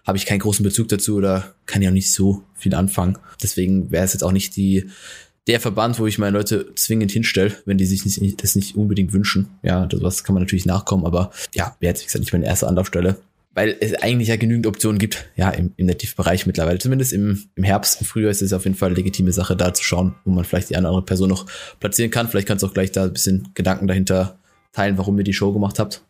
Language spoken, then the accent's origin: German; Hockenheim, Baden-Württemberg, Germany; aus dem Ort, wo ich herkomme, aus Hockenheim